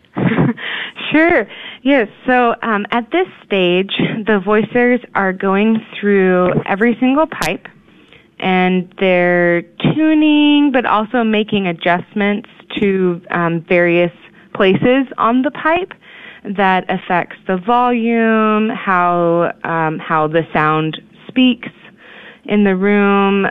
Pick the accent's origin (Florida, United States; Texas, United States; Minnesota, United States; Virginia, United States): Texas, United States; Houston; moved away as an adult; also born or lived in Indiana / Kansas / Kansas City; I'm actually born and raised in Texas in the Houston area